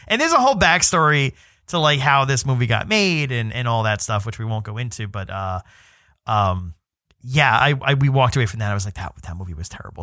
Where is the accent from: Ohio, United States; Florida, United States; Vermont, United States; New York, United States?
New York, United States; New York City; I'm from New York City